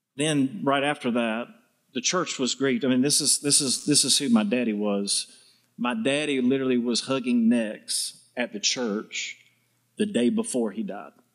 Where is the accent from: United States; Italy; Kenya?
United States; the South; accent: southern; my southern charm